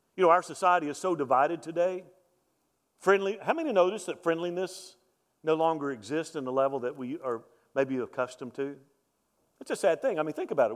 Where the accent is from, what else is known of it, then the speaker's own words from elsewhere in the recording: Mobile, Alabama, United States; moved away; I grew up in Mobile